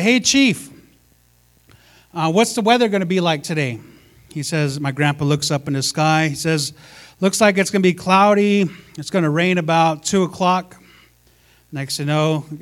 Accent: United States; I'm Native American, right? I'm so Native.

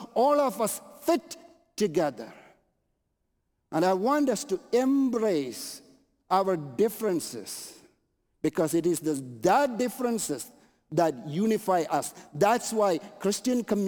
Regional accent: Canada; I'm Canadian

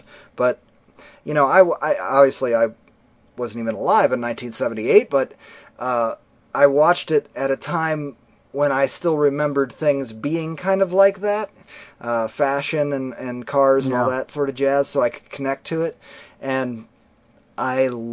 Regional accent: Ohio, United States; we're from Ohio

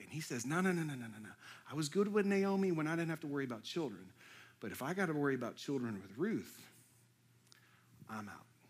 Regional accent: Houston, Texas, United States; moved away as an adult; now in Lexington, United States; I was born and raised in Houston.

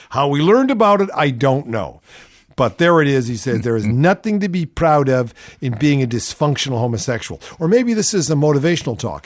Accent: California, United States; I'm from California.

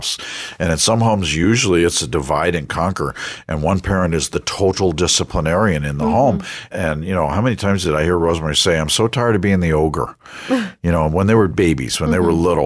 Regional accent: Westbury, New York, United States; I grew up on Long Island. And on Long Island, I grew up in a place called Westbury

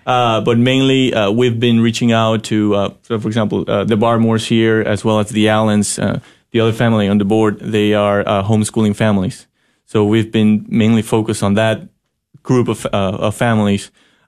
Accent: Ecuador; English is a second language; now in Fort Worth, United States; I come from Ecuador, which is a mostly Catholic country, and my hometown had, you can choose from wherever high school schools that you wanted.

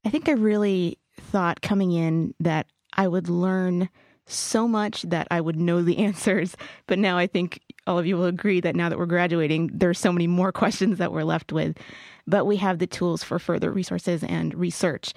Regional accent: Riverside, California, United States; now in San Diego, United States; I'm from Riverside, California

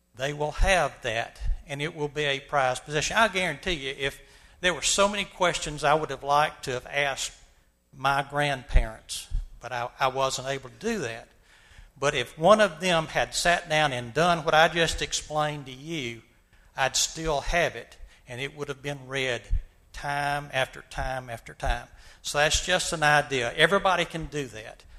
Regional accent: Montgomery, Alabama, United States; my experiences growing up in Montgomery, Alabama during the 1950s and 60s.

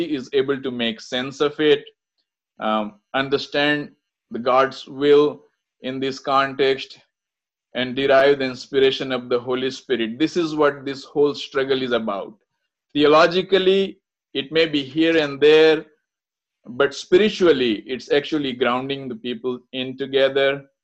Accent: India; I'm from India

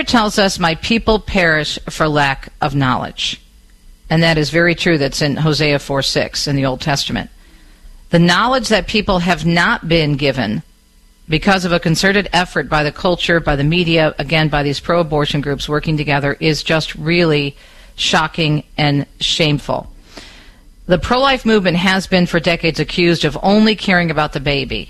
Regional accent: southeastern Michigan, United States; southeastern Michigan in my hometown area

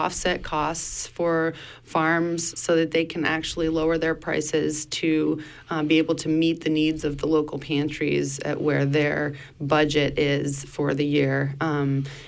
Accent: Spain; also born or lived in Blue Hill Peninsula, Maine, United States / Germany; now in Maine, United States; But I grew up in Spain and have been going back and forth from Europe to the U.S.

